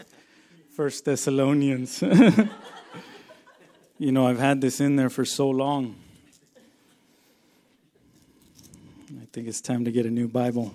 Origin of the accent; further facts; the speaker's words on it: Texas, United States; now in Yakima, United States; I grew up in Texas, and there was no hills over there, just flat land